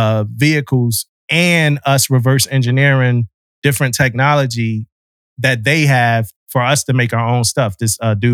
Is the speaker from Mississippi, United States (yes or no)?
yes; Mississippi, United States; You know, I'm from Mississippi, man.